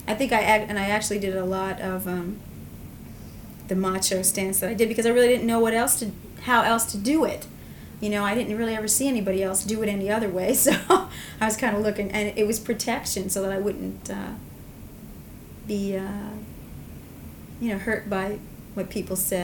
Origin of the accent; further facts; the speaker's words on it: Long Island, New York, United States; also born or lived in Manhattan; I grew up on Long Island and came from a very small town